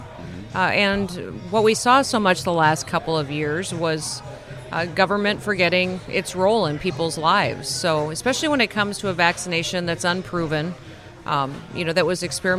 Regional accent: South Dakota, United States; in my home state of South Dakota.

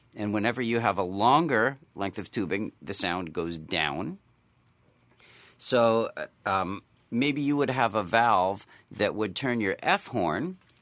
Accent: Williamstown, Massachusetts, United States; I grew up in Williamstown, Massachusetts

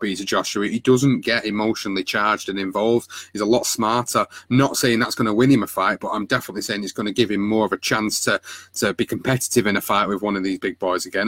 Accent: United Kingdom; as a Brit

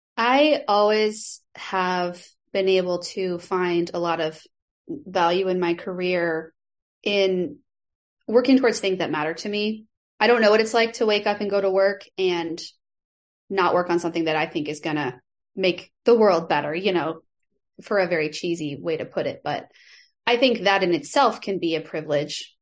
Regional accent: Nebraska, United States; moved away as an adult; also born or lived in Chicago; I am from Nebraska, and I lived in Chicago for many years when I was growing up here in Nebraska

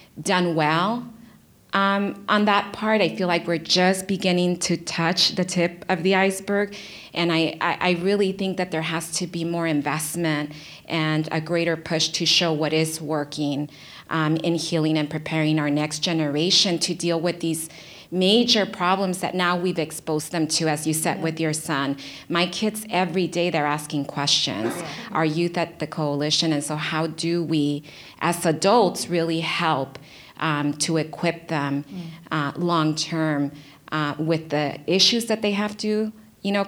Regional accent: Los Angeles, California, United States; I grew up in South LA before the crack cocaine epidemic

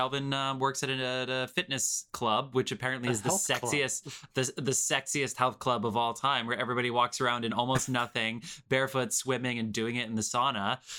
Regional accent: New Jersey, United States; That is the Toxic Avenger, set in my hometown of New Jersey

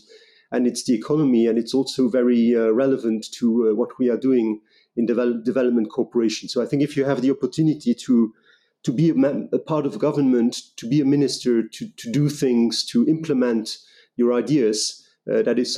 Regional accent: Luxembourg; I'm a Luxembourg national. I'm born and raised in Luxembourg.

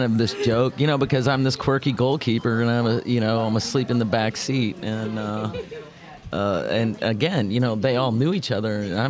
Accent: Midwest, United States; this quirky goalkeeper out of the Midwest

